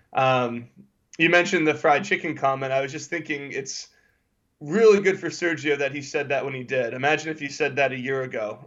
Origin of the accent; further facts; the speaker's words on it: United States; as an American